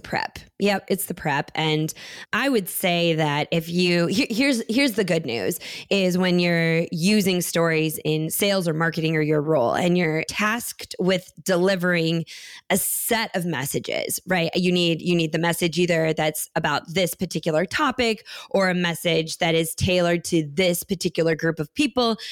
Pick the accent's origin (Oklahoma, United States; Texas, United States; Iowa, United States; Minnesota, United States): Minnesota, United States; Minneapolis; where I grew up in Minneapolis